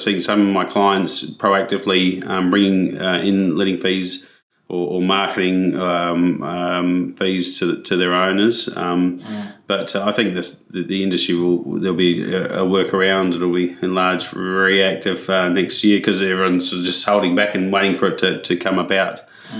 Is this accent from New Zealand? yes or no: yes; New Zealand; I can say that because I am a Kiwi and I've worked across both countries.